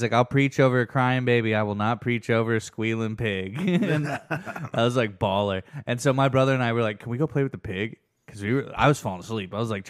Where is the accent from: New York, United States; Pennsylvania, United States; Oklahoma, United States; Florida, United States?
Oklahoma, United States; about growing up in Oklahoma is that it's like you have this weird thing